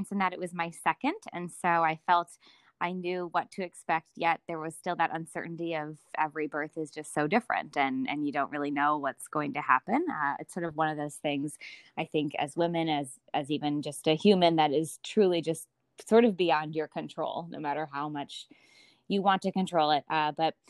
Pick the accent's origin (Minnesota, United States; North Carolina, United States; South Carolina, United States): Minnesota, United States; now in Lake Forest, United States; I have a husband, Alex, who I grew up with in Minnesota